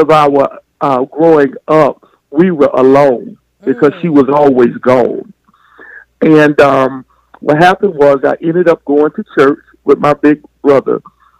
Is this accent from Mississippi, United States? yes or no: no; Birmingham, Alabama, United States; also born or lived in Tuscaloosa; I'm in Birmingham now. But originated from Tuscaloosa, but my mom brought us there when we were smaller.